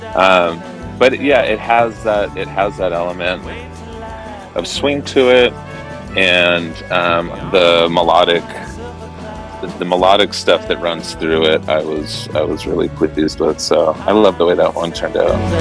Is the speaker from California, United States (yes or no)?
yes; Irvine, California, United States; moved away as an adult; also born or lived in Newport Beach / San Francisco; I grew up in uh, Southern California in Irvine and then Newport Beach.